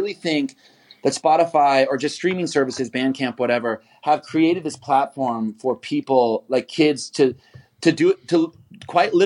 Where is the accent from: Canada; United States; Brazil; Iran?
United States; Kansas City; moved away; also born or lived in Brooklyn; I'm not from Nashville. I'm from Kansas City